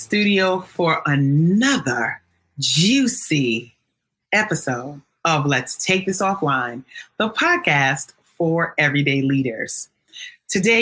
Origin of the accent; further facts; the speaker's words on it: New York City, New York, United States; I grew up in New York City